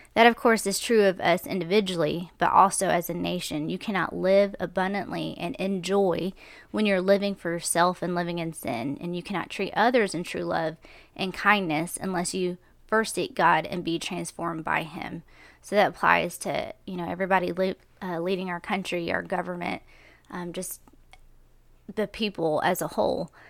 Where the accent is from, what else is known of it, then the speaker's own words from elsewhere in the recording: United States; I was born in America